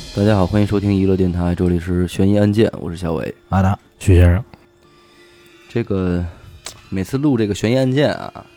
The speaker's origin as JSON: {"language": "Chinese", "country": "China", "said": "咱们大陆人"}